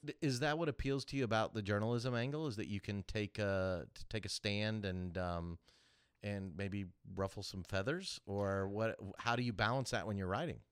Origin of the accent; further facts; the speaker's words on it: Kansas City, United States; now in Augusta, United States; I grew up in Kansas City